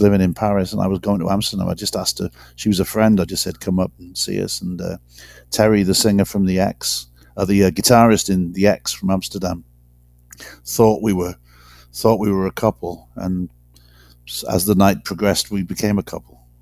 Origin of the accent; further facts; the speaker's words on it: Wales, United Kingdom; moved away; I'm not it's not a racial thing being Welsh, but it's definitely a cultural thing. I mean, I've got loads of loads of mates back in in Wales